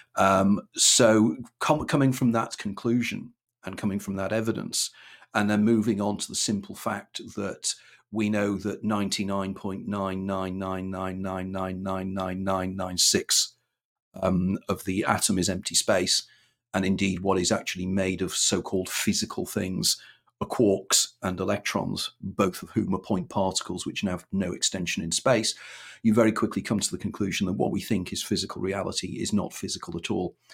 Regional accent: Wirral, North West England, United Kingdom; moved away as an adult; also born or lived in London; born and brought up on Wirral

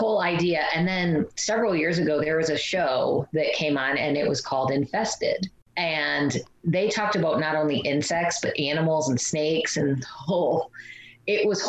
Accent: Illinois, United States; growing up in Illinois

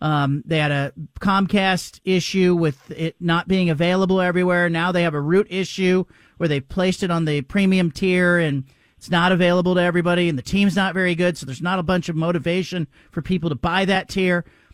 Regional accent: Portland, Oregon, United States; I'm from Portland. I watched this. I grew up with the Clyde Drexler era.

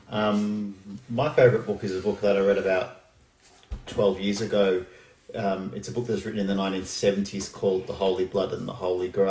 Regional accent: Melbourne, Victoria, Australia; and I'm from Melbourne.

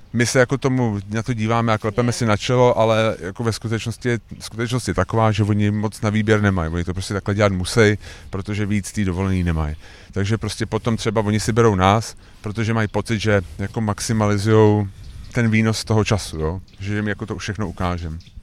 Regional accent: Prague, Czechia; my jsme Pražáci

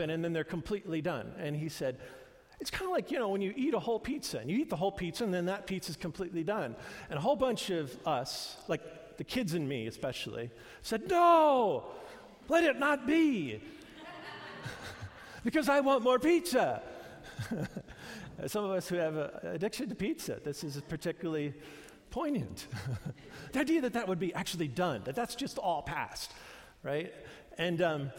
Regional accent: New York, United States; moved away; we grew up in New York, and there's nothing like a true New York-style pizza.

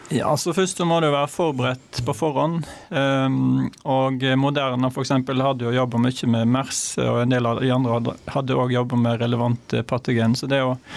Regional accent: Hardanger, Vestland, Norway; Jeg er fra Hardanger

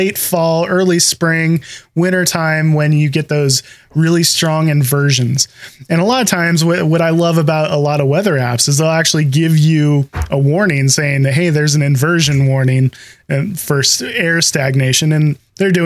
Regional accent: Pacific Northwest, United States; you can kind of hear by the way we're talking that we're from the Pacific Northwest

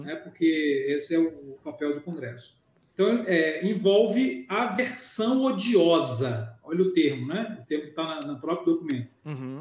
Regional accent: Belém, Pará, Brazil; now in Belo Horizonte, Brazil; eu estou aqui de Belo Horizonte, moro em Belo Horizonte. Eu sou natural de Belém do Pará, uh lá onde Jesus nasceu, mas moro em BH

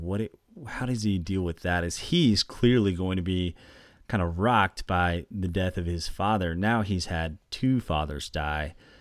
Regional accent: Oklahoma, United States; I grew up in Oklahoma

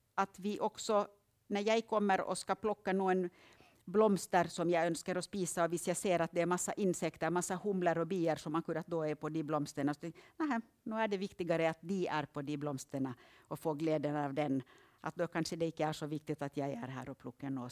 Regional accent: Finland; now in Østlandet, Norway; Jag kommer ju från Finland

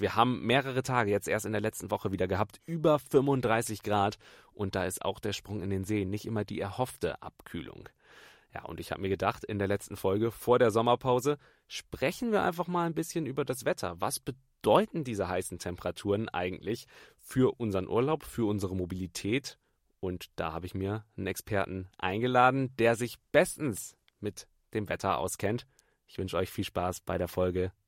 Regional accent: Bremen, Germany; moved away; ich komme ursprünglich aus Bremen

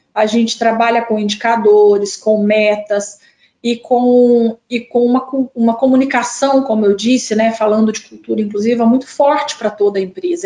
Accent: southern Minas Gerais, Brazil; accent: mineiro; moved away as an adult; also born or lived in Ouro Preto, Brazil; now in Brasília, Brazil; Sou mineira, né? Vocês vão perceber logo pelo meu sotaque. Moro em Brasília há 22 anos, mas ainda não perdi a, o, o sotaque mineiro. E nasci no sul de Minas

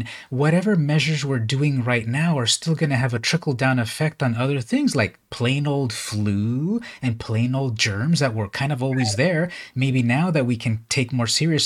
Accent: Imperial Beach, California, United States; I grew up in Southern California, specifically Imperial Beach

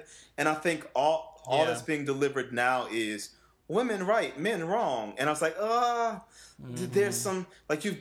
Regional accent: New Orleans, Louisiana, United States; I come from the South, you know, I was born and raised in New Orleans.

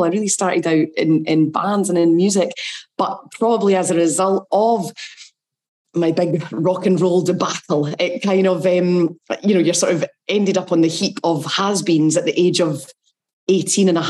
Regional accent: Glenrothes, Scotland, United Kingdom; I was brought up in Glenrothes in Fife

